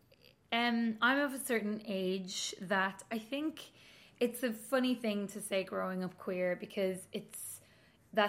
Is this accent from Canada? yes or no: no; Donegal, Ulster, Ireland; moved away as an adult; also born or lived in Coleraine / Belfast; now in Dublin, Ireland; I'm from Donegal